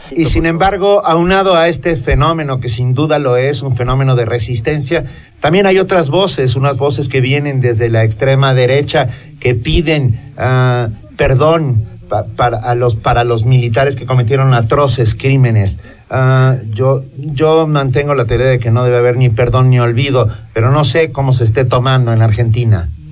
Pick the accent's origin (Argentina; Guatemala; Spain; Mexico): Mexico; nosotros como mexicanos